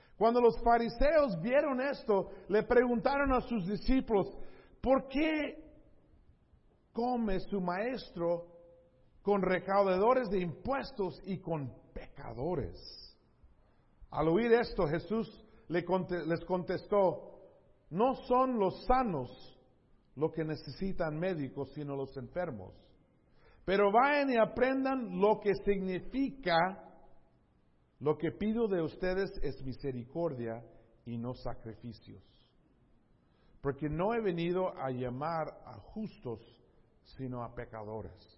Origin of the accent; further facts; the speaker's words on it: San Diego, California, United States; yo crecí en ese, ese lugar, esos lugares, entonces era mi cultura